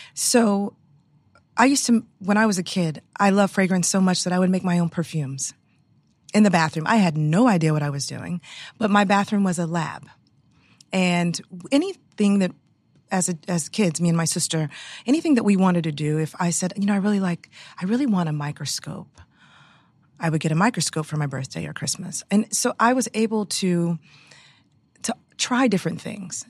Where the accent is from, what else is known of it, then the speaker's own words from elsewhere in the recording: Houston, Texas, United States; moved away; I grew up in Houston, Texas